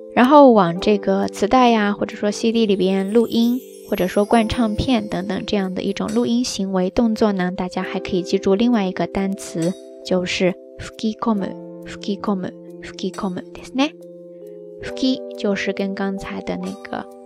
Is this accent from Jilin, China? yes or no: no; Yunnan, China; 咱们云南人